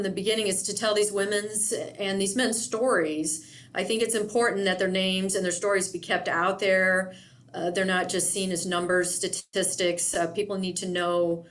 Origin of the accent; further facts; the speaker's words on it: Indiana, United States; now in Yakima, United States; not being from this area, I'm originally from Indiana